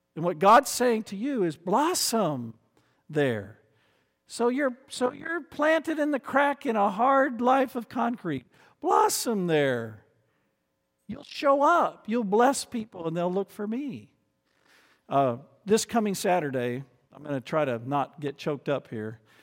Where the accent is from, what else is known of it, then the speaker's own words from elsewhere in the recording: United States; as an American